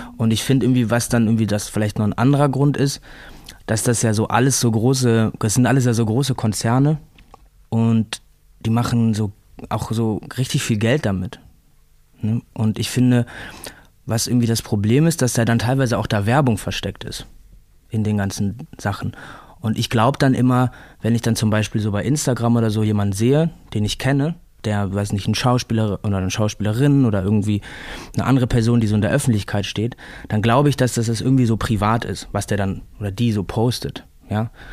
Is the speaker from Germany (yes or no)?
yes; Remscheid, North Rhine-Westphalia, Germany; moved away as an adult; now in Berlin, Germany; Ich komme ja aus Remscheid